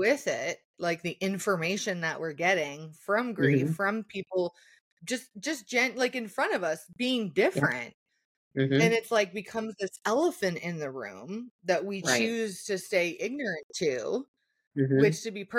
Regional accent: Canada; as a Canadian surrounded by Americans.

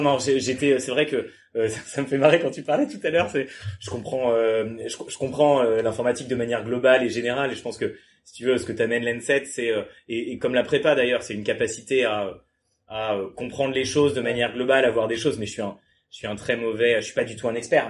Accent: Le Mans, Pays de la Loire, France; moved away as an adult; also born or lived in Toulouse; je viens du Mans, ensuite j'ai fait, j'ai fait prépa au Mans

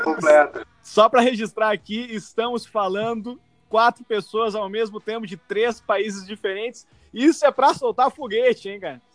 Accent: Brazil; first language Portuguese; now in Canada; nasci no Brasil, lógico, sou brasileiro, minha única nacionalidade

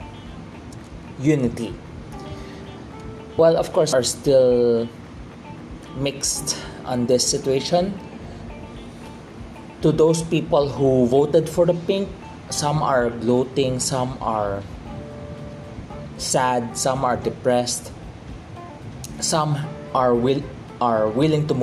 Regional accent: Philippines; by blood I am Chinese, but by culturally I am a Filipino.

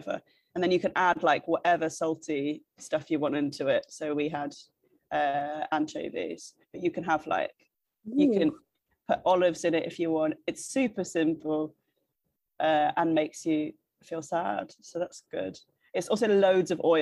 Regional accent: Redditch, West Midlands, United Kingdom; now in London, United Kingdom; I'm in London now, but I'm from Redditch.

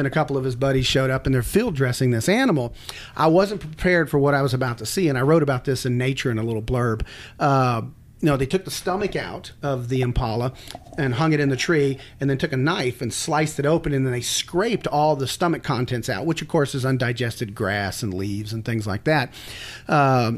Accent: Texas, United States; I grew up in Texas hunting

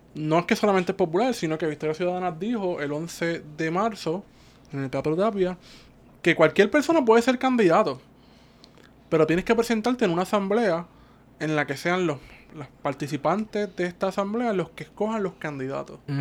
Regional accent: Cabo Rojo, Puerto Rico; moved away as an adult; now in San Juan, Puerto Rico

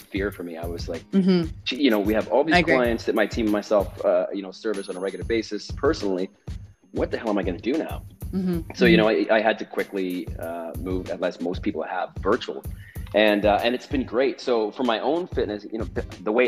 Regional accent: Western Canada, Canada; I'm from the West Coast, so from Western Canada

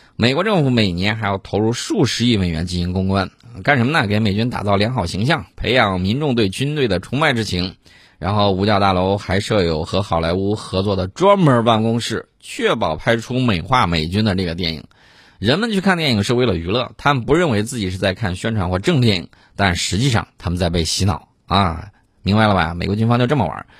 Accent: China; 作为中国人的一份子

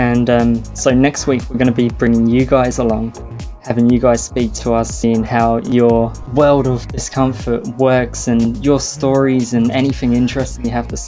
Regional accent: Australia; as any Australian

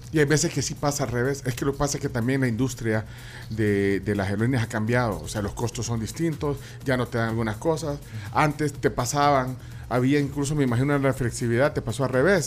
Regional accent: El Salvador; como salvadoreños, como tribuleños

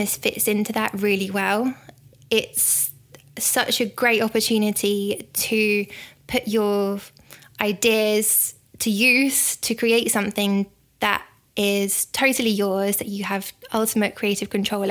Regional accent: the Wirral, North West England, United Kingdom; moved away; I'm from the Wirral originally

